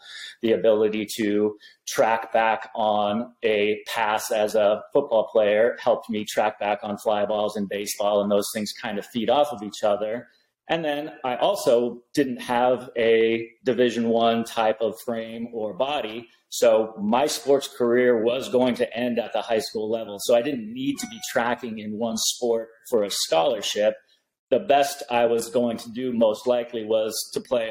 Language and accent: English; Eugene, Oregon, United States; now in San Diego, United States; I was growing up in Eugene, Oregon, so it was rainy